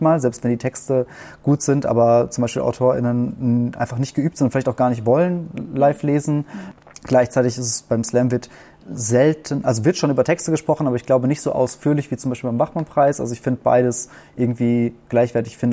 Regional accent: Warstein, North Rhine-Westphalia, Germany; accent: German; moved away as an adult; now in Austria; Also ich habe viel Verbindung zu meiner Heimatstadt

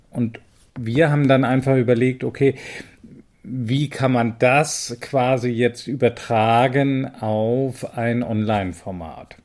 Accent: North Sea coast, Northern Germany, Germany; Da ich auch aus der Gegend komme

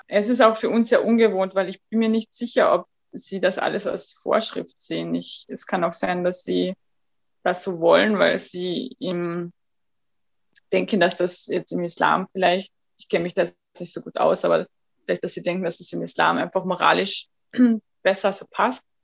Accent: Austria; ich bin in Österreich aufgewachsen, geboren

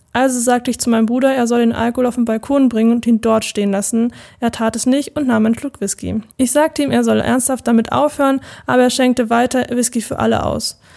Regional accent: near Munich, Bavaria, Germany; komme aus der Nähe von München

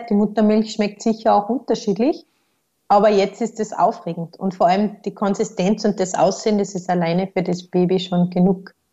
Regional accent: Austria; Aber bei uns in Österreich kommt man eben auf den Konsensus

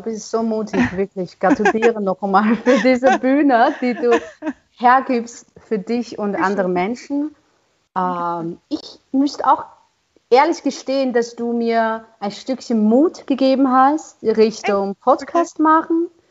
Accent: China; German is a second language; moved away as an adult; now in Austria; für mich als Chinesin, die so weit gereist ist, um Musik hier zu studieren

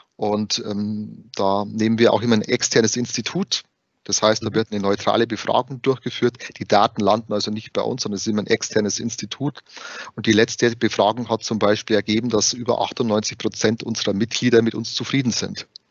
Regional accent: Bavaria, Germany; accent: Bavarian; wie man es vielleicht am Dialekt schon hört, ich bin gebürtiger Bayer

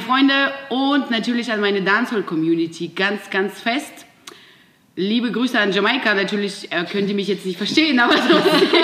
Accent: Siberia, Russia; moved away; ich bin in einem kleinen Dorf in Sibirien geboren

